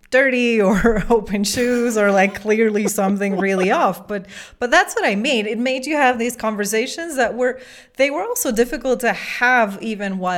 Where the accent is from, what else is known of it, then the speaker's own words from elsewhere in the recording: Belgium; also born or lived in Africa; now in Guatemala; I am from Belgium, but I live in Guatemala. I was born in Africa. It's just a whole long story.